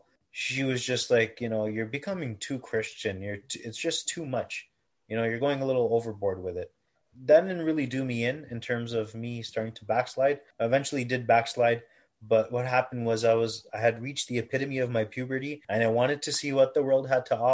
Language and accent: English; Toronto, Ontario, Canada; I was born and raised in Toronto